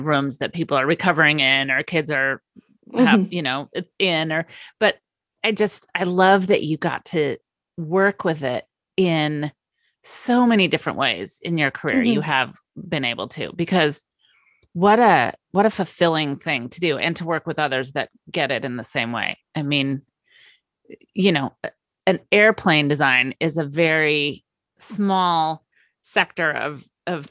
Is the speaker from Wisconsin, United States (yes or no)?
no; Napa Valley, California, United States; I grew up in the Napa Valley